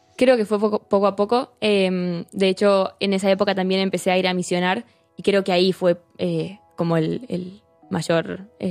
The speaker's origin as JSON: {"language": "Spanish", "region": "Buenos Aires", "country": "Argentina", "tie": "born or raised there", "moved": "as an adult", "lives_now": "Santiago de Compostela, Spain", "said": "soy de Argentina, nací allá en, Buenos Aires em, y, bueno, tengo 21 años, vivo ahí con, con mi familia"}